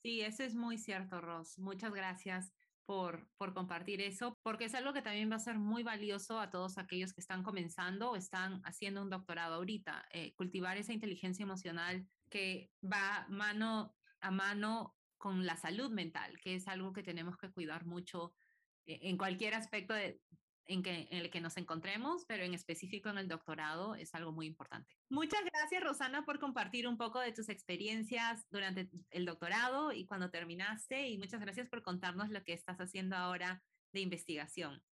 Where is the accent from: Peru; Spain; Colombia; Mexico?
Peru; now in United States; yo sigo en Estados Unidos y, soy de Perú también